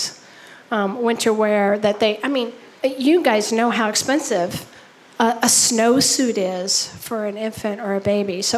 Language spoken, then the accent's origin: English; Texas, United States; now in Minnesota, United States; I'm from Texas